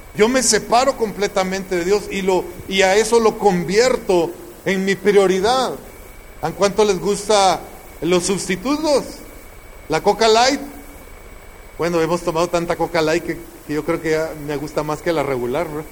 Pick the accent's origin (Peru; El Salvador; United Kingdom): El Salvador; moved away; En el tiempo que estaba la guerra e-, en mi tierra, en El Salvador, una bala perdida pasó al lado de mi cabeza